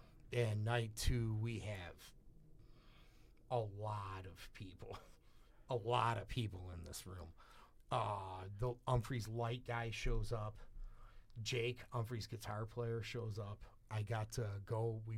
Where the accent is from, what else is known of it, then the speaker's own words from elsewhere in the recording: Sydney, New South Wales, Australia; from Sydney, man.